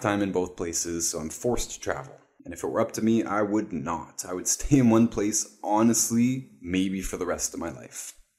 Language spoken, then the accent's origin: English; Toronto, Ontario, Canada; moved away; I was raised in East Toronto, Canada